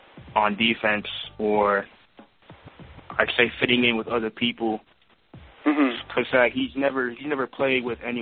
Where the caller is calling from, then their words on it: Clarksville, Maryland, United States; I'm calling from Clarksville, Maryland.